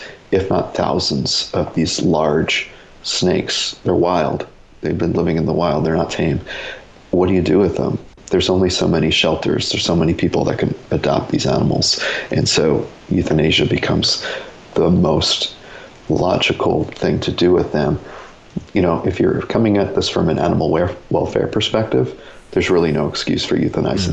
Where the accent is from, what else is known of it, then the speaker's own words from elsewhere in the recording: Orange County, New York, United States; moved away; I'm from Orange County, which is right across the Hudson River, near Sterling Forest State Park and Bear Mountain